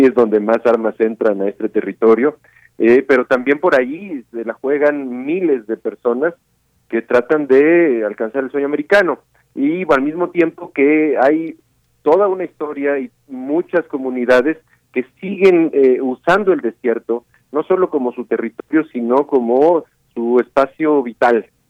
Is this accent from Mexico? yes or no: yes; Mexico; yo no soy de la Ciudad de México